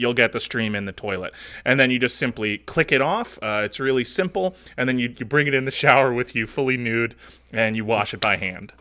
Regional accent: United States; I am an American

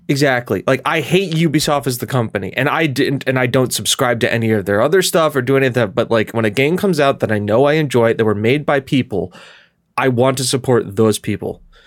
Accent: Scotland, United Kingdom; now in United States; as a Scottish person

